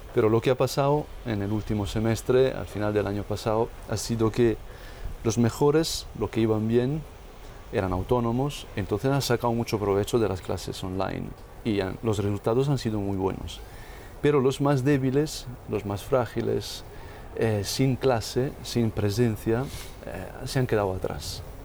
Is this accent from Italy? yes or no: yes; northern Italy, Italy; now in Rome, Italy; visitándole a mi madre en mi pueblo, en el norte de Italia.